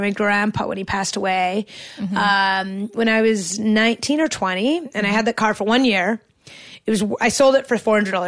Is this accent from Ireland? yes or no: no; Canada; as a Canadian